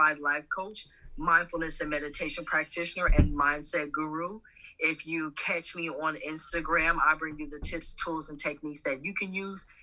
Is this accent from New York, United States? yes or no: no; Indiana, United States; now in Georgia, United States; I'm from Indiana.